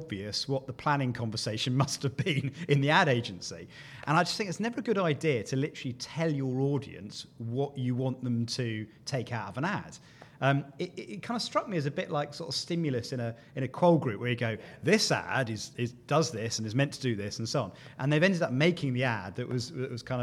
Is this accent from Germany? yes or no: no; United Kingdom; as a Brit